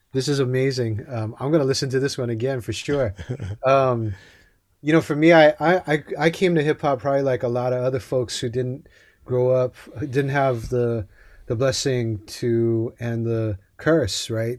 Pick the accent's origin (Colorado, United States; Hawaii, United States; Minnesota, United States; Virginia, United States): Hawaii, United States; I grew up in Hawaii.